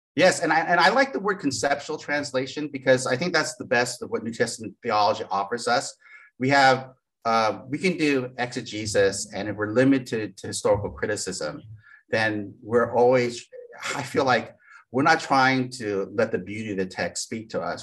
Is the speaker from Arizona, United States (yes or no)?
no; East Bay, California, United States; also born or lived in Japan; where we lived in East Bay